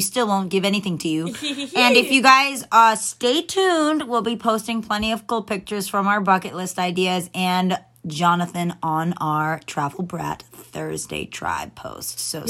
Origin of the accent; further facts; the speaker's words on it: Atlanta, Georgia, United States; Atlanta, which is my hometown